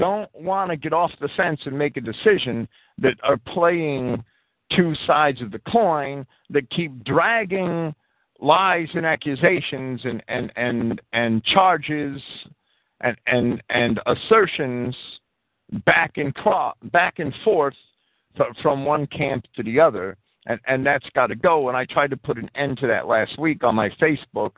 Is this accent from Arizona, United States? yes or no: no; New Jersey, United States; When I was a kid growing up in New Jersey